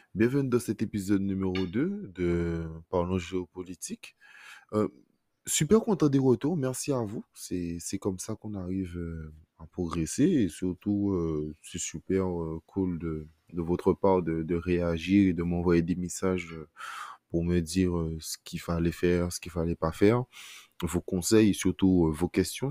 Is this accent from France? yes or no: yes; France; en tant que Français